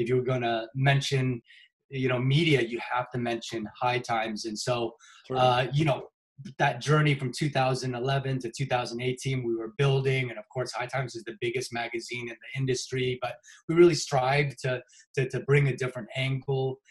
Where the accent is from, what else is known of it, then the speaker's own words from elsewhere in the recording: Seattle, Washington, United States; fellow Seattle, I've been here for 45 years, so I love it here. I haven't left here at all